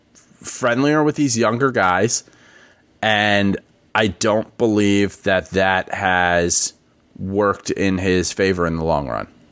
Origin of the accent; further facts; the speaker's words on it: New York City, New York, United States; moved away as an adult; I'm born and raised in the Bronx.